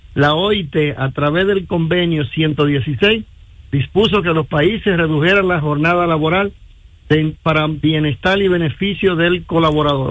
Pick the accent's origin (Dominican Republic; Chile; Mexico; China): Dominican Republic; en mi país